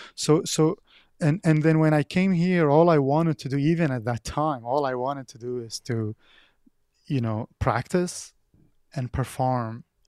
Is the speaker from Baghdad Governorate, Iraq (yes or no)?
yes; Baghdad, Baghdad Governorate, Iraq; English is a second language; moved away as an adult; now in United States; I'm originally from Baghdad, Iraq